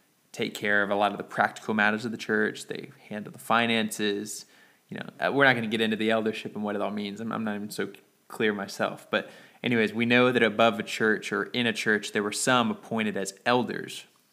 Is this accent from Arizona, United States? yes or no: no; Dallas, Texas, United States; I'm from Dallas